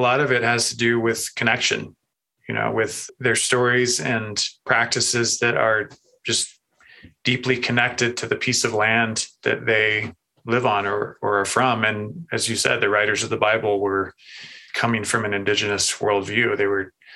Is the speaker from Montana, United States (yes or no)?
yes; Montana, United States; moved away as an adult; also born or lived in North Carolina; I grew up in Montana, grew up with an experience of God in nature.